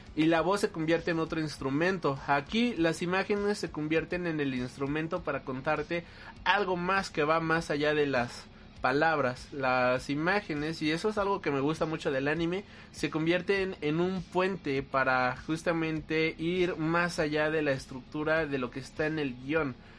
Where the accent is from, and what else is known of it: Mexico